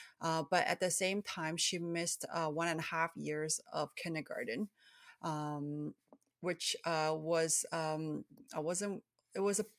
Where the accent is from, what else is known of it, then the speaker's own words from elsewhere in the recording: Canada; also born or lived in Hong Kong; So I was born in Hong Kong, and I was immigrated to Canada when I was 7 years old, along with my two younger siblings, who were 5 and also 3.